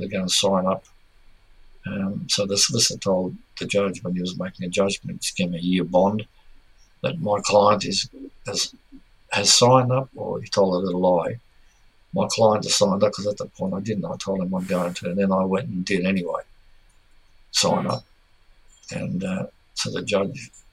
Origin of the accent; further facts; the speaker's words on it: Melbourne, Victoria, Australia; I'm originally from Melbourne. My family is here.